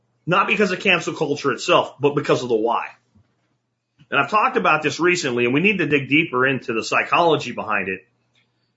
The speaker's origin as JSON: {"language": "English", "region": "rural Pennsylvania", "country": "United States", "tie": "born or raised there", "said": "I was in rural PA"}